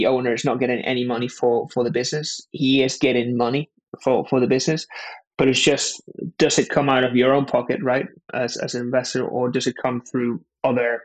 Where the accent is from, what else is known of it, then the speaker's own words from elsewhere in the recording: Spain; now in London, United Kingdom; I was born and raised in Spain and moved over to London